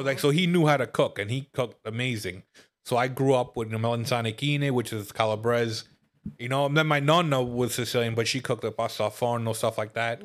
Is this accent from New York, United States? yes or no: yes; New York City, New York, United States; now in Upstate New York, United States; I grew up in Brooklyn and I moved upstate